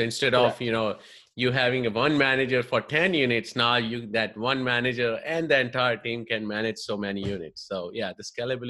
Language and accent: English; New Jersey, United States; moved away as an adult; now in Bay Area, United States; And I'm from New Jersey as well. I moved to Bay Area about 15 years ago. And I go back quite often because I have family there.